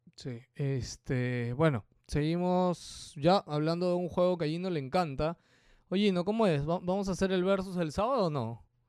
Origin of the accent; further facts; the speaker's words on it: Peru; ¿de dónde eres? Perú